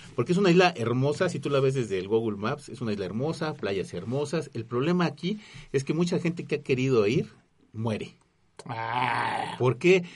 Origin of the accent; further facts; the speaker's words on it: Mexico; yo como mexicano